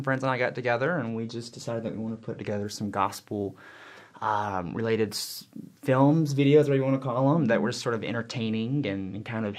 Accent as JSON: {"language": "English", "town": "Yadkinville", "region": "North Carolina", "country": "United States", "tie": "born or raised there", "moved": "as an adult", "lives_now": "Provo, United States", "said": "Yeah, so I am originally from Yadkinville, North Carolina. Long way away, you probably never heard of it. It's like this big. And born and raised Southern Baptist."}